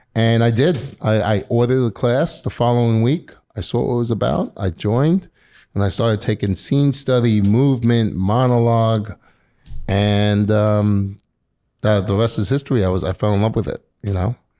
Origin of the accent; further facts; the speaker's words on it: New York City, New York, United States; I'm born and raised in Queens, New York, mm-hmm. Middle Village